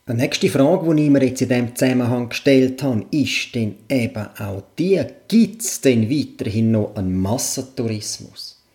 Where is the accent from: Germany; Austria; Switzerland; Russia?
Switzerland; Und da rede ich jetzt nicht nur von meinem Heimatkanton, da rede ich wirklich schweizweit.